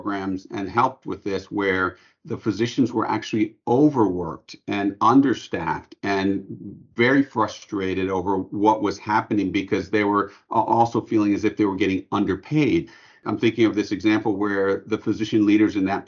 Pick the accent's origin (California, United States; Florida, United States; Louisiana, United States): Louisiana, United States; New Orleans; we're from New Orleans